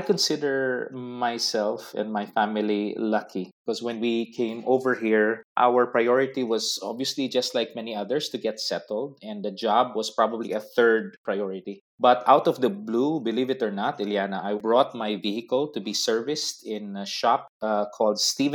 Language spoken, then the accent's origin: English; Philippines; moved away as an adult; now in Canada; my home country in the Philippines